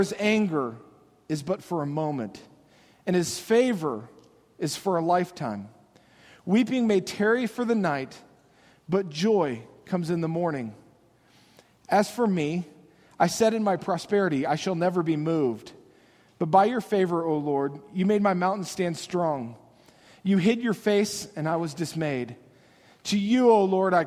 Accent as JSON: {"language": "English", "country": "United States"}